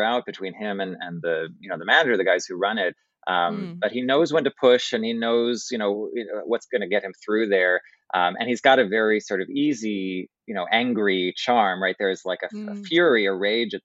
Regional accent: New York City, New York, United States; as the New Yorker

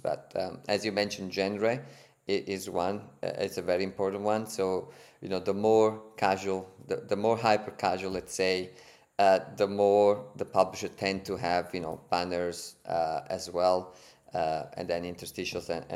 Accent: Italy; accent: Italian; English is a second language; moved away as an adult; also born or lived in Berlin, Germany; now in Sydney, Australia; as you can hear from my accent and from my name, I'm Italian

